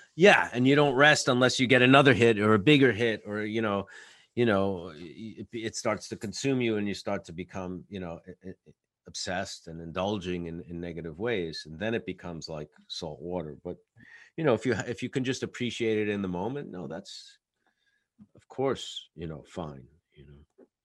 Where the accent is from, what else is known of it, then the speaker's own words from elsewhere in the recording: New York, United States; as an artist and as a New Yorker